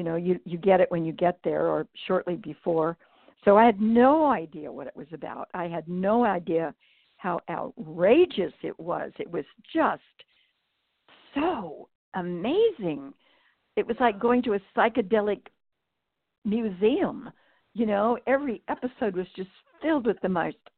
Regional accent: Northern California, United States; now in Napa Valley, California, United States; I was raised in Northern California on a farm

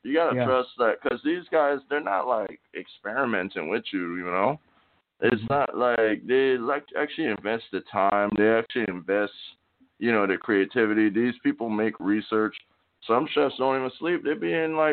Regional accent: St. Croix, U.S. Virgin Islands; moved away as an adult; now in Tulsa, United States; I'm from St. Croix, man. St. Croix, Virgin Islands. Born and raised on the east side, Estate St. John's, with my grandma and my mom

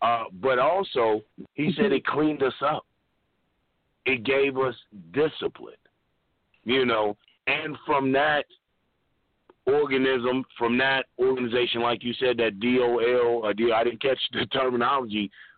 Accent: Long Island, New York, United States; now in Toronto, Canada; And I'm going … from Strong Island, who currently resides in Toronto.

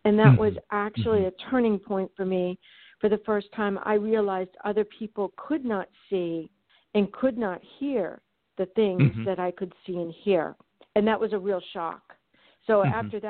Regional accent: Frankfurt, Hesse, Germany; I was born and raised in Frankfurt, Germany, and I went to Munich American High School. I spent all of my life over in Europe. So basically, when I came back to college for the first time in the United States, I was a stranger in my own land.

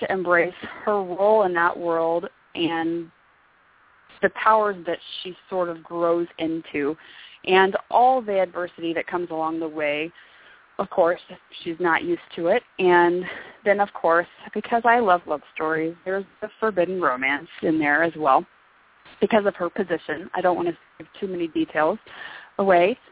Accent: Northern California, United States; moved away as an adult; now in Arizona, United States; we're from Northern California

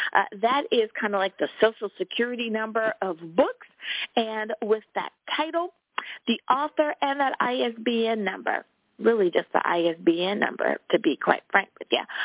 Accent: United States; my home country, United States of America.

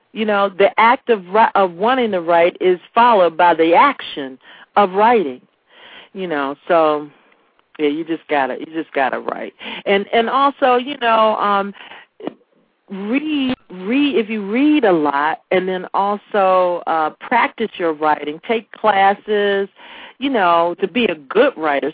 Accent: Washington, District of Columbia, United States; I'm from Anacostia, D.C.

